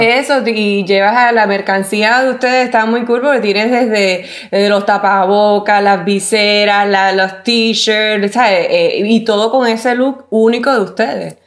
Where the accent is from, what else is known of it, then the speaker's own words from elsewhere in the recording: Puerto Rico; yo soy puertorriqueña